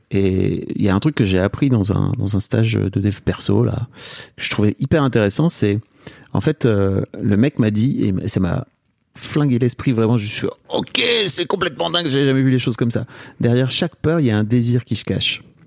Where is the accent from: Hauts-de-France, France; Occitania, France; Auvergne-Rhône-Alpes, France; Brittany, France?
Hauts-de-France, France; the North; je viens d'une famille du Nord